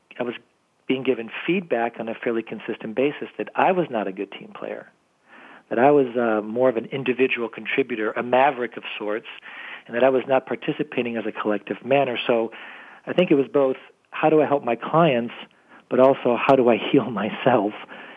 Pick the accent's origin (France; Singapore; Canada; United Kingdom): France; now in United States; I was born and raised in France, came over to the United States when I was younger, and went back and forth quite a bit.